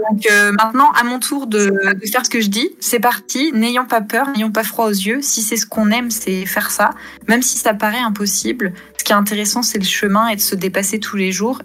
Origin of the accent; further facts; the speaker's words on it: France; moved away as an adult; also born or lived in England / Scotland / Denmark; je suis française